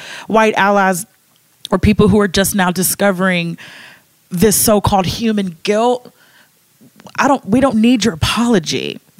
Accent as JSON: {"language": "English", "region": "Kentucky", "country": "United States", "said": "I'm from Kentucky and I didn't know about Juneteenth until I got to college."}